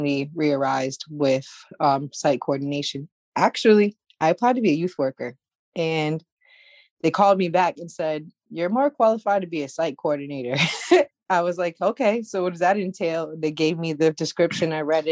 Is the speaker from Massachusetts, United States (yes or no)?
yes; Worcester, Massachusetts, United States; I'm from Worcester